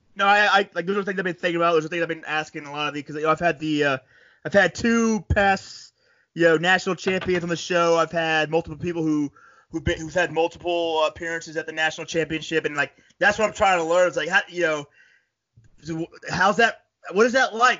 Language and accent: English; Florida, United States; also born or lived in upstate New York; now in New York, United States; I'm from Florida originally